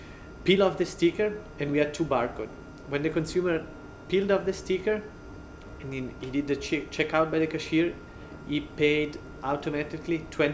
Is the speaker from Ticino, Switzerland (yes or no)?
yes; Ticino, Switzerland; moved away as an adult; also born or lived in St. Gallen / Paris; I come from Ticino, as you can hear from my funny accent.